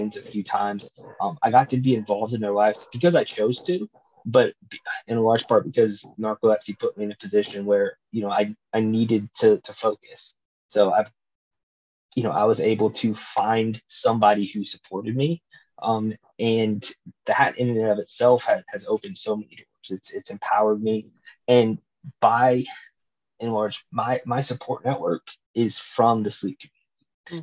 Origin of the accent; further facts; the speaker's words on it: Nashville, Tennessee, United States; to be in my hometown